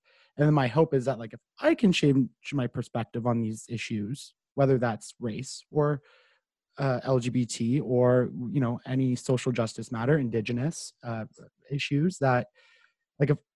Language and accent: English; Carleton Place, Ontario, Canada; moved away; I'm from Carleton Place. So it's not far from Ottawa